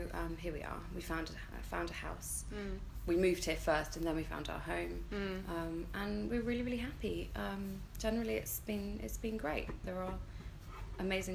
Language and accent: English; London, United Kingdom; moved away as an adult; also born or lived in South West England; now in Sweden; I'm from London originally.